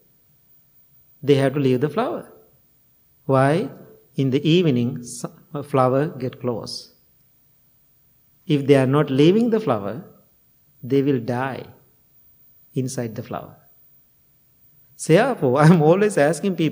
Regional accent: Sri Lanka; English is a second language; now in United States; when I go to Sri Lanka, I am perfect Sri Lankan Buddhist monk

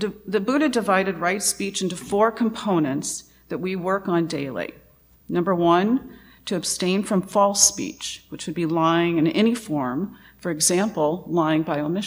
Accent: Louisiana, United States; I come from Louisiana, and my family is a mixture of Louisiana Cajun and East Texas Welsh.

